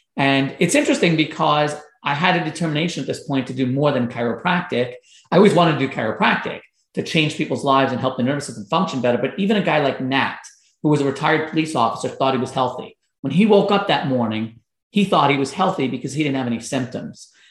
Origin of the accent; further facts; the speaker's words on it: Long Island, New York, United States; I was growing up in Long Island, New York